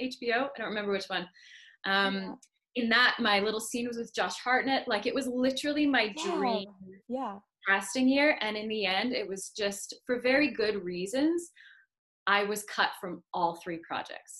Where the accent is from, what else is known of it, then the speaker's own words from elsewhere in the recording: Canada; I was born in Canada